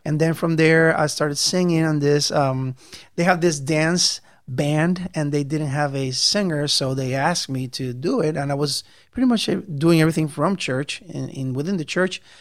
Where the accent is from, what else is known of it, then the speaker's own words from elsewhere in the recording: Puerto Rico; moved away as an adult; I'm from Puerto Rico. Um, came, I came to live here in 1999